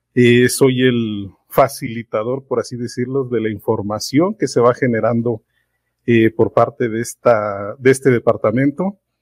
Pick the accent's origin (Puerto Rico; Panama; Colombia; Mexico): Mexico; Mexico City; soy de la Ciudad de México, trabajo acá en el Estado de México